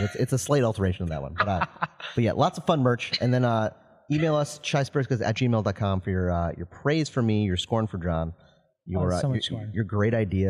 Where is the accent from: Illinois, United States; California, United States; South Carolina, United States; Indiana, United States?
Illinois, United States; Chicago; It's close enough to Chicago. Like, obviously, we're from Chicago.